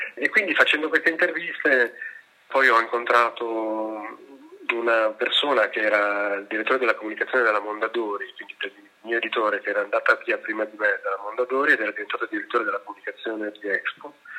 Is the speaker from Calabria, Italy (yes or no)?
no; Milan, Lombardy, Italy; lo dico da milanese, cioè da persona che ha vissuto a Milano tutta la vita